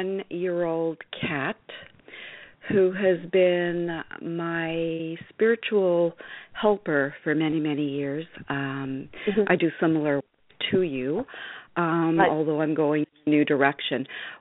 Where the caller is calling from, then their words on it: north of New York City, United States; I'm calling just north of New York City.